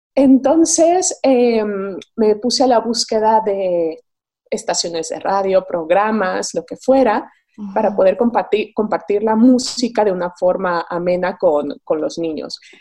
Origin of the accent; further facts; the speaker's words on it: Mexico; moved away as an adult; now in Madrid, Spain; soy mexicana, vivo en Madrid desde hace 10 años